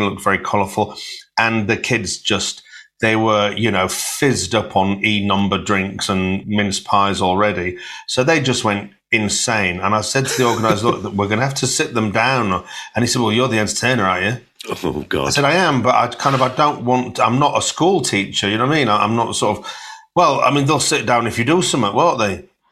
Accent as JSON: {"language": "English", "town": "Hull", "region": "Yorkshire and the Humber", "country": "United Kingdom", "tie": "born or raised there", "said": "I'm from Hull and I was born on a council estate."}